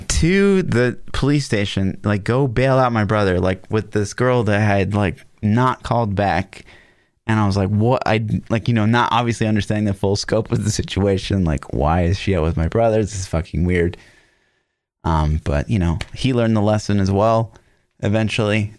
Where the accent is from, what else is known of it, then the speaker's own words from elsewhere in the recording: Olathe, Kansas, United States; I, I grew up in Olathe